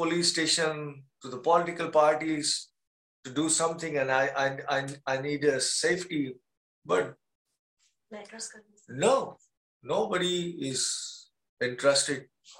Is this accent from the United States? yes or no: no; Pakistan; moved away